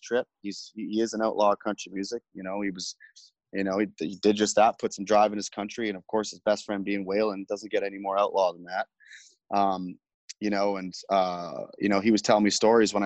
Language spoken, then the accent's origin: English; Canada; as a Canadian country artist